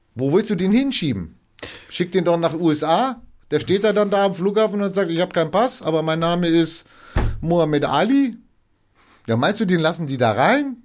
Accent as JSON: {"language": "German", "country": "Germany", "tie": "born or raised there", "said": "Ich war auch Österreicher bin in Deutschland geboren"}